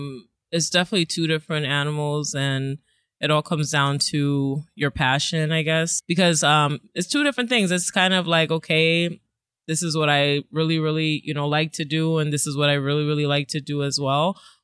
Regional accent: Florida, United States; born there; now in Brooklyn, United States; Well, I was born in Florida. I live in Brooklyn. I'm an Army brat.

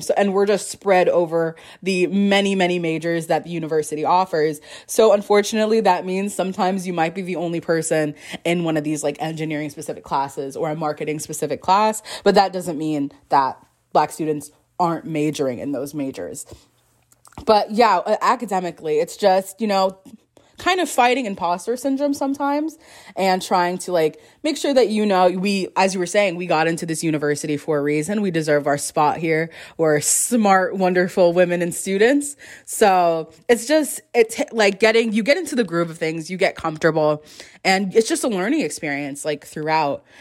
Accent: West Palm Beach, Florida, United States; moved away as an adult; another South Florida gal here with me. We're pretty close, West Palm and Miami

